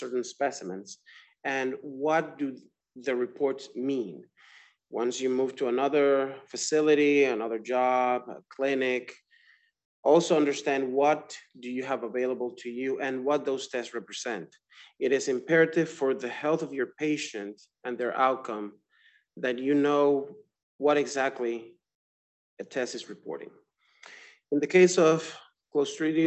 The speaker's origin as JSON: {"language": "English", "country": "Dominican Republic", "tie": "born or raised there", "also_born_or_lived": "Florida, United States", "moved": "as an adult", "lives_now": "Georgia, United States", "said": "I'm from the Dominican Republic"}